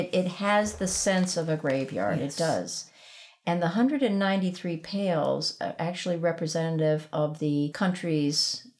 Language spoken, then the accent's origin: English; Barbados; also born or lived in Caracas, Venezuela; I was born in Caracas, Venezuela. And we lived there until I was 5. And then we lived in Barbados.